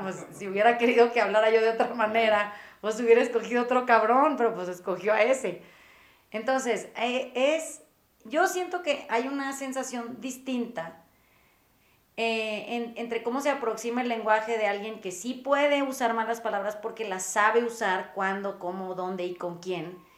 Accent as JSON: {"language": "Spanish", "town": "Mazatlán", "region": "Sinaloa", "country": "Mexico", "tie": "born or raised there", "said": "yo crecí en Mazatlán"}